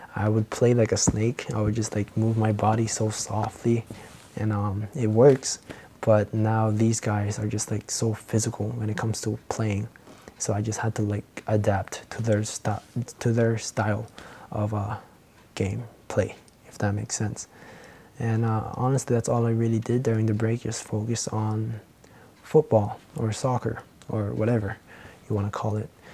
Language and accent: English; Philippines; accent: Filipino; my Filipino accent